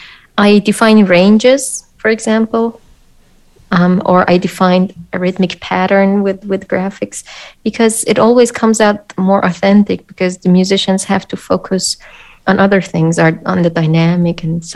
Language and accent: English; Iran; now in Austria; No, I'm from